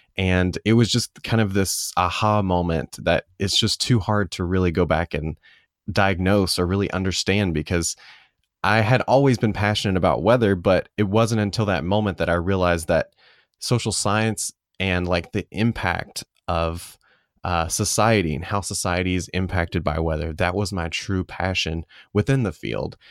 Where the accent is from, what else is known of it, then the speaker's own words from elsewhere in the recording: Calhoun, United States; downtown, um, in Calhoun, my hometown